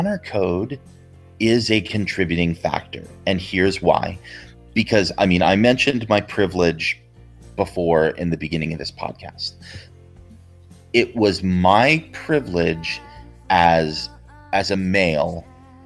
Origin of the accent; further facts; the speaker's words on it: Provo, Utah, United States; growing up in Provo